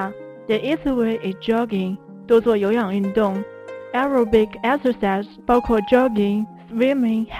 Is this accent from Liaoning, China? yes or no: yes; Liaoyang, Liaoning, China; 来自辽宁辽阳这个历史悠久的地方。